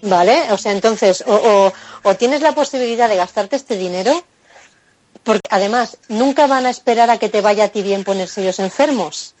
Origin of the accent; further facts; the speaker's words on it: Mallorca, Balearic Islands, Spain; yo soy de Mallorca